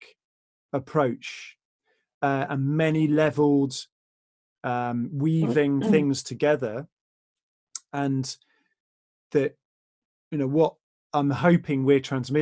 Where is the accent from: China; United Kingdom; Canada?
United Kingdom; England; We're English, and that's very much part of our culture